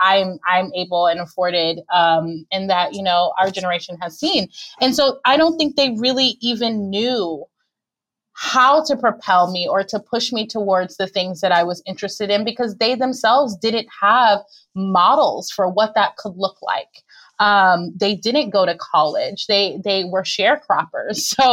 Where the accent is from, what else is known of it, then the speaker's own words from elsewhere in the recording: Miami, Florida, United States; I'm actually originally from Miami